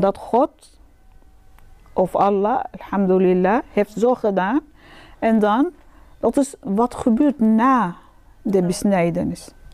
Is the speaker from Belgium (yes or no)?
no; Sudan; Dutch is a second language; now in Netherlands; ik ben eigenlijk uit Sudan